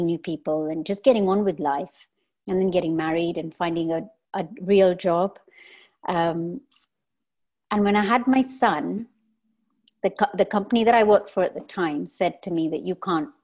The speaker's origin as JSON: {"language": "English", "country": "Kenya", "tie": "born or raised there", "moved": "as an adult", "said": "I am born and raised in Kenya."}